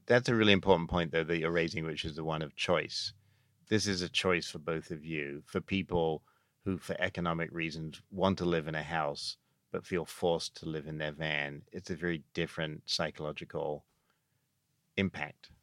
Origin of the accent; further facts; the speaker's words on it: England, United Kingdom; moved away; Growing up in England, there were three American T V programs we watched